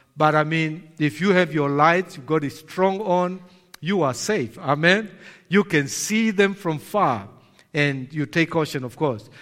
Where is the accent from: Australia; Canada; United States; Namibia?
Namibia; I'm from Namibia